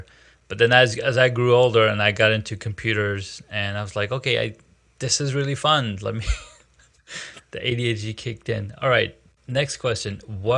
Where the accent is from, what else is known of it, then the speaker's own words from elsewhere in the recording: Saudi Arabia; moved away; I grew up in Saudi